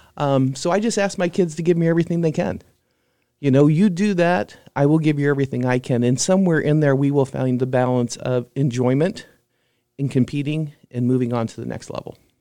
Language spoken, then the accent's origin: English; Quincy, Illinois, United States; moved away; in my hometown